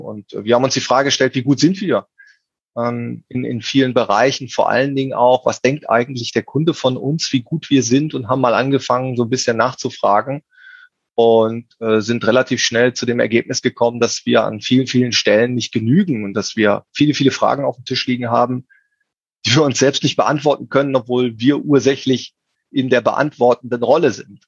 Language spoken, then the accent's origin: German; Cologne, North Rhine-Westphalia, Germany; ich bin Kölner